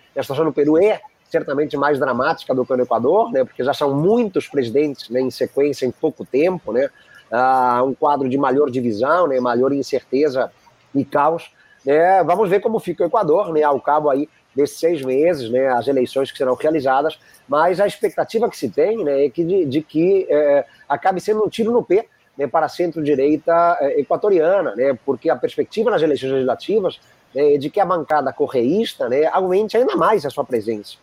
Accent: Spain; now in Rio de Janeiro, Brazil; eu nasci na Espanha no final dos anos 70

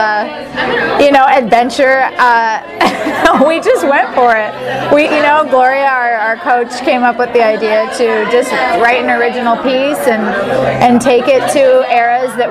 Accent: Santa Barbara, California, United States; I was born in Santa Barbara, California

